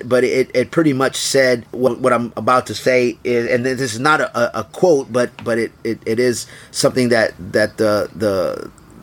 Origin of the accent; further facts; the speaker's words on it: Houston, Texas, United States; also born or lived in San Antonio, Texas; I lived in Houston for almost all my life, even though I was born and raised in San Antonio